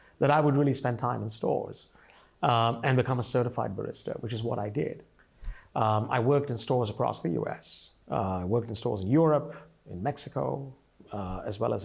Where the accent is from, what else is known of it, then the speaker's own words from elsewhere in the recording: India; moved away as an adult; now in United States; I came to this country from India. I grew up, I came here as a migrant or an immigrant